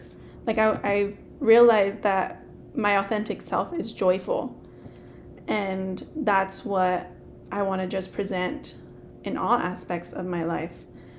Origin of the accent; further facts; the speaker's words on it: Lindsay, California, United States; I grew up in Lindsay. So there's like a lot of kids whose first language was Spanish.